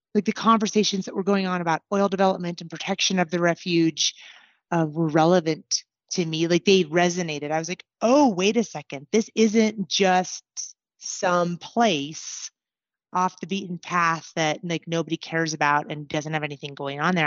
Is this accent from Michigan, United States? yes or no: no; Anchorage, Alaska, United States; moved away as an adult; now in Colorado, United States; I was born and raised in Anchorage.